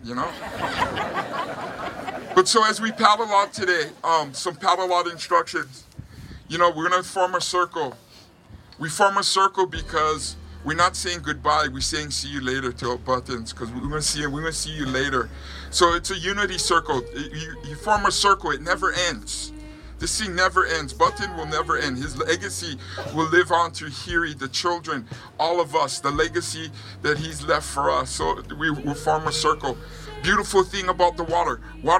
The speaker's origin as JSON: {"language": "English", "region": "Hawaii", "country": "United States", "tie": "born or raised there", "said": "You know, it's interesting growing up in Hawaii and where I grew up on the North Shore, not even thinking that I'd be a pastor one day."}